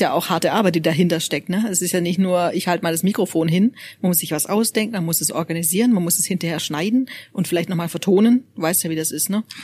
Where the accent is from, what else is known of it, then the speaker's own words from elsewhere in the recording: Swabia, Germany; now in Freiburg, Germany; Ich darf das ja sagen als Schwäbin